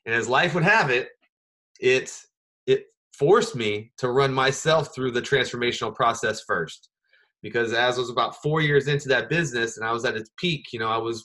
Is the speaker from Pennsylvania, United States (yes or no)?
no; Anchorage, Alaska, United States; moved away; also born or lived in Las Vegas; once I left Alaska, I lived in Las Vegas, and I really struggled to make the connections that I had growing up in Anchorage